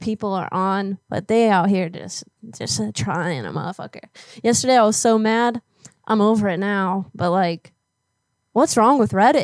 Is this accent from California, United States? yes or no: no; Florida, United States; moved away; I grew up in Florida and had to leave